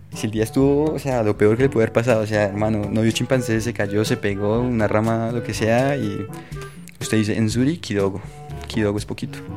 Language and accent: Spanish; Colombia; de, de Colombia